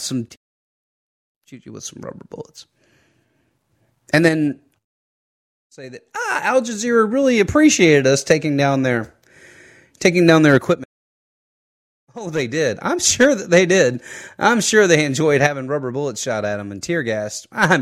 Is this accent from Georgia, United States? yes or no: yes; Fayette County, Georgia, United States; here in my hometown